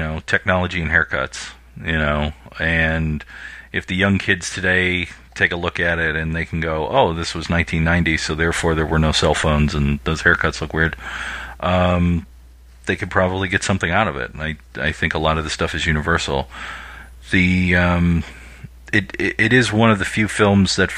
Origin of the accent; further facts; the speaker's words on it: Clinton Township, Michigan, United States; I grew up in Clinton Township.